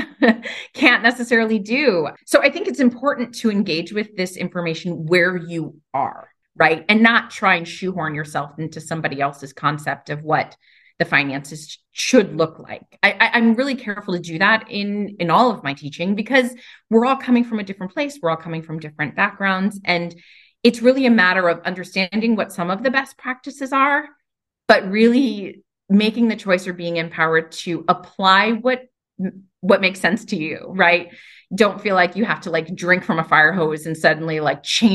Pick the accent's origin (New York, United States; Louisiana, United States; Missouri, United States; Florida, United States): New York, United States; so I'm from New York. I talk really fast.